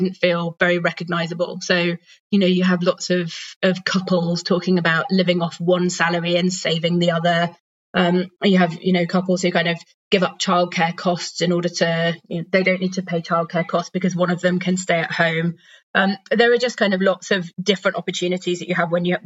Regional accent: United Kingdom; moved away as an adult; also born or lived in Democratic Republic of the Congo / Sudan; now in Denmark; I'm British originally. I'm currently living in Denmark

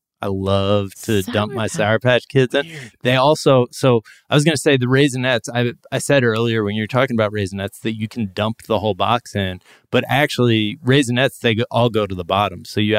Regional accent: East Coast, United States; didn't know about RedVines when I grew up on the East Coast, I only knew of Twizzlers.

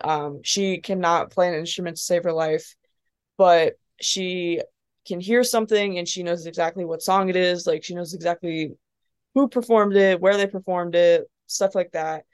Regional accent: Perrysburg, Ohio, United States; moved away as an adult; also born or lived in Dayton, Ohio / Columbus, Indiana; now in Nashville, United States; when I was about ten, we moved to Toledo. Um, we moved to Perrysburg. Um, and then we've been, my parents have been there since

